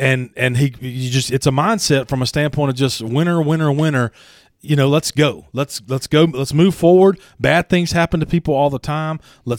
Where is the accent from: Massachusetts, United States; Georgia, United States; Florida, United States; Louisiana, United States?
Louisiana, United States; I grew up in Louisiana. I was glued to the tube when LSU won their championship in 91, 93, 96, 97, and 2000.